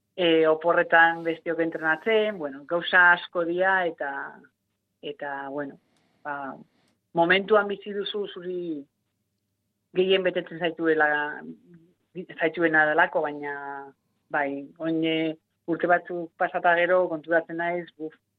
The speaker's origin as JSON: {"language": "Basque", "town": "Otxandio", "region": "Basque Country", "country": "Spain", "tie": "born or raised there", "said": "txikitan e, bai. otxandioko eskolan zen kirol da eskolarra eta eta bertan egiten nuen hasieran"}